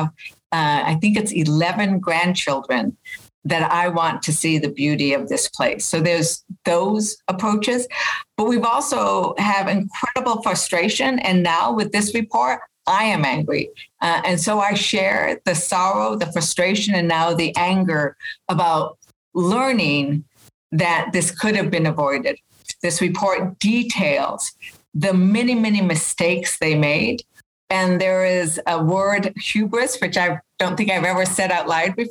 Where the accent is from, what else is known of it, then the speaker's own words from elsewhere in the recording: Las Vegas, New Mexico, United States; I'm from Las Vegas, New Mexico. So the land that has been scorched, those are the places that hold the memories of when I was a kid